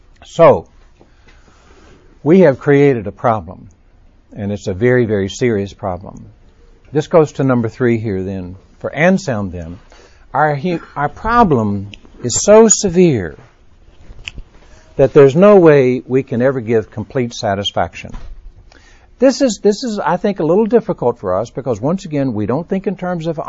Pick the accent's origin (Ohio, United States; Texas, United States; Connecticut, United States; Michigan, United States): Texas, United States; now in Birmingham, United States; I was born and raised in Texas. I'm a child of the South. I live in Birmingham